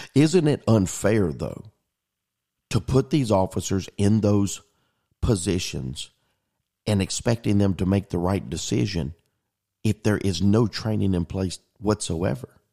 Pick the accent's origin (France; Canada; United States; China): United States; Pascagoula, Mississippi; as a native of the Mississippi Gulf Coast, growing up in Pascagoula, Mississippi